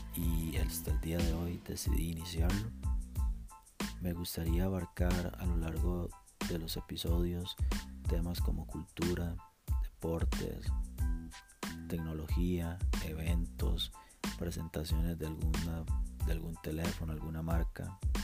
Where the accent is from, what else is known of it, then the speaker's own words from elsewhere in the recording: Costa Rica; Tengo veintiséis años, soy de Costa Rica.